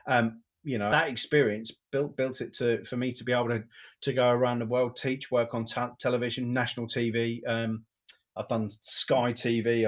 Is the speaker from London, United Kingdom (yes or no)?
no; Great Yarmouth, East of England, United Kingdom; I'm from Great Yarmouth